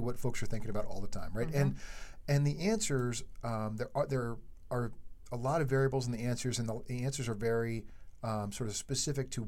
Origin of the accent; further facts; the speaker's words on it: East Coast, United States; we are from the East Coast. We don't have Ramblers on the East Coast